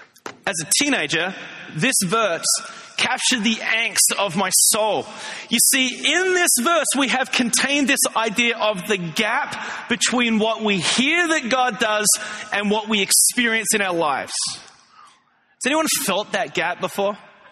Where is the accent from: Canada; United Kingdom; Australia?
Australia; When I was growing up in Australia, I grew up in the church.